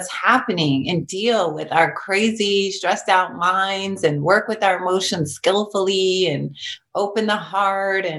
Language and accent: English; Long Beach, California, United States; I grew up in East Long Beach and it was all this chaos